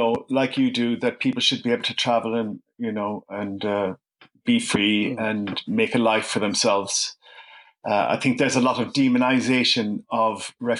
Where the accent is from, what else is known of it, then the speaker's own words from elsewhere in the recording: Ireland; moved away as an adult; also born or lived in Cork / Dublin; now in London, United Kingdom; being an Irish person